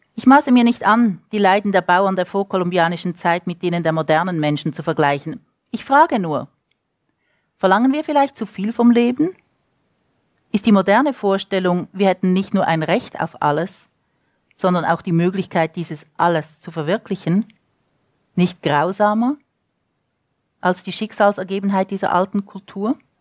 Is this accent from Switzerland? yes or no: yes; Switzerland; moved away as an adult; also born or lived in United States; now in Santa Fe, United States; ich bin Schweizerin, ich bin mit Federica de Cesco-Romanen aufgewachsen